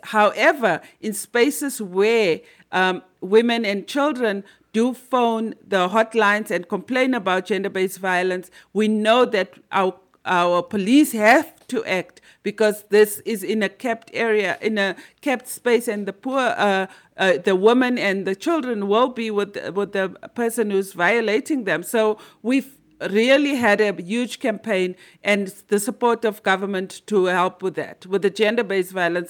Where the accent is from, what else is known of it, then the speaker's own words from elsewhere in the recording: Limpopo, South Africa; I'm from Limpopo and we are known as the magic province.